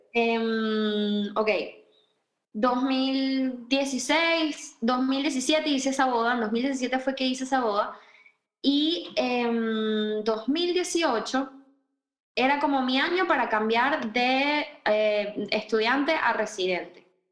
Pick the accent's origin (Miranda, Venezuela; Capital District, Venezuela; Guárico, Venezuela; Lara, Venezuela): Capital District, Venezuela; Caracas; moved away as an adult; also born or lived in Marbella, Spain; now in Madrid, Spain; yo soy de Caracas